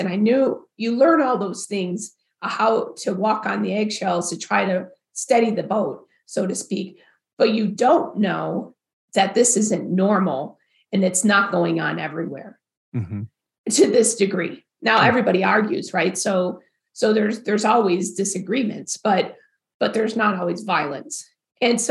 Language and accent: English; Farmington Hills, Michigan, United States; also born or lived in Provo, Utah; I grew up in Farmington Hills, which is one of the premier suburbs of Detroit